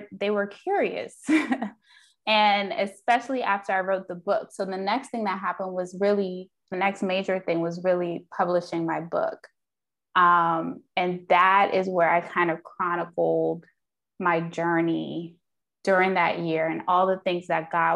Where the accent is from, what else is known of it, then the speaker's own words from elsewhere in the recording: Jamaica; I'm Jamaican, and so, you know, the Caribbean culture doesn't really embrace therapy